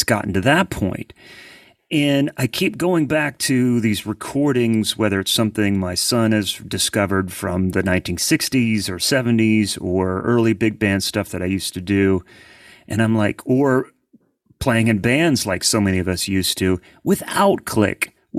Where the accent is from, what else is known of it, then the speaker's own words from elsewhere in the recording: Columbus, Ohio, United States; now in Nashville, United States; No, I'm originally from Columbus, Ohio. So yeah, the city of like no accent, and my kids were raised here, but they have no accent either.